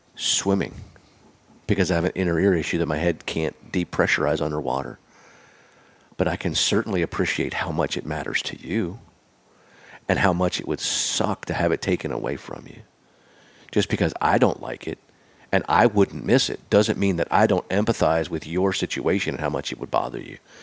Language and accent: English; Pennsylvania, United States; now in Nashville, United States; I consider myself a Nashvilleian 'cause I've lived here longer than I've lived anywhere, but I'm from Pennsylvania